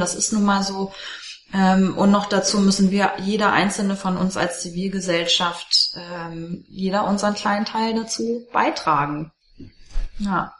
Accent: Germany; selbst als Deutsche

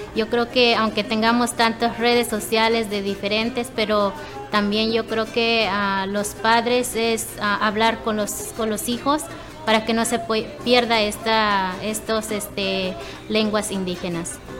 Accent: Pachuca, Hidalgo, Mexico; first language Otomi; Spanish is a second language; moved away; soy de Pachuca, Hidalgo

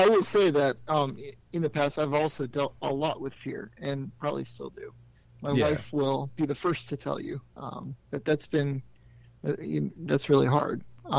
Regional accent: Florida, United States; I grew up in Florida on the beach

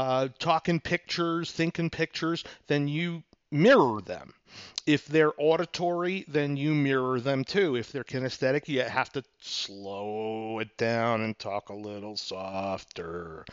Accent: New York, United States; Now, for example, I'm from New York. Some people can catch my accent once in a while, especially when I'm pissed off in traffic.

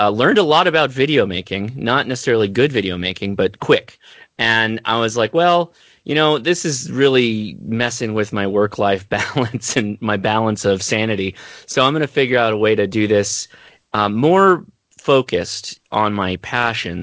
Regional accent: Southern California, United States; I'm from Southern California, lived here my entire life

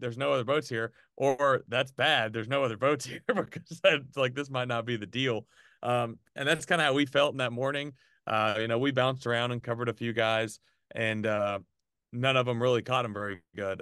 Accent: Arkansas, United States; now in Birmingham, United States; even since I moved from Arkansas to Birmingham

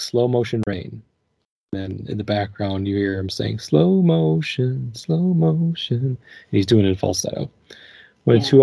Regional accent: Minnesota, United States; growing up in Minnesota

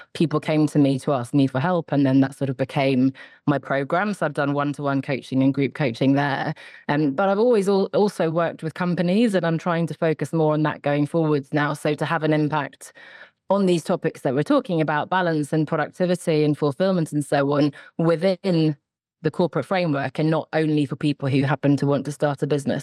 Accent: suburb outside London, South East England, United Kingdom; also born or lived in Sweden (ancestry) / Oxford; I grew up in the south of England, sort of a suburb outside of London.

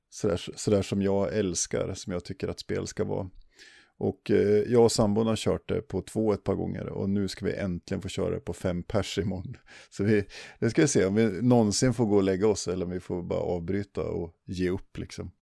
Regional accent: Sweden

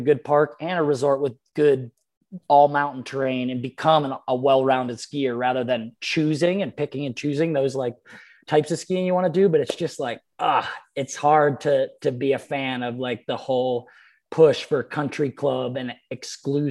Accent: Pennsylvania, United States; moved away; friends of mine that I grew up with in Pennsylvania

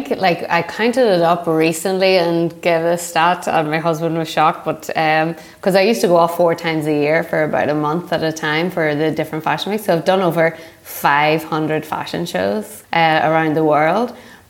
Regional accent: Northern Ireland, United Kingdom; moved away as an adult; now in New York, United States; I am originally from Northern Ireland, a very large country. And I moved to America about 10 years ago.

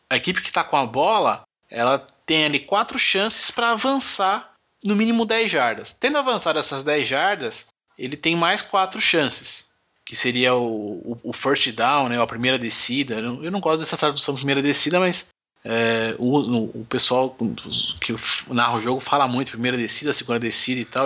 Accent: Brazil; eu falo meu inglês é, é, é de brasileiro

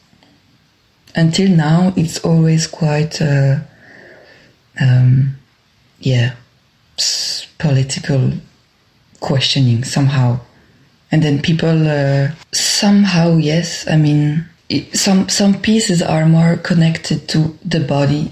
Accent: Brussels, Brussels-Capital Region, Belgium; accent: French; English is a second language; I just say it now with my French accent. I'm a dancer, choreographer, performer in Brussels and from Brussels.

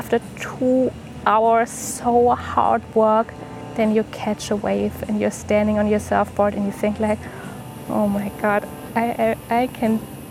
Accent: Germany; I am from Germany

